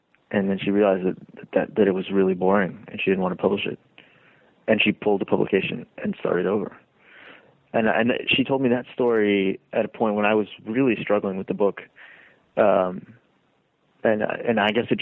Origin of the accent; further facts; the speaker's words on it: Hoover, Alabama, United States; also born or lived in Lima, Peru; I was raised in Birmingham, Alabama, in Hoover, Alabama, in fact.